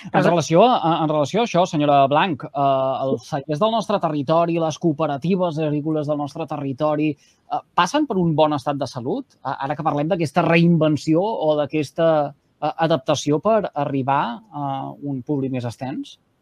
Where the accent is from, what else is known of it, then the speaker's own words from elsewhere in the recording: Salomó, Catalonia, Spain; al meu poble, Salamó